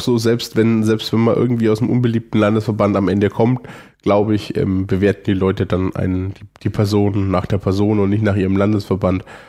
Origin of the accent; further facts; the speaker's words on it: Franconia, Germany; Bin Franke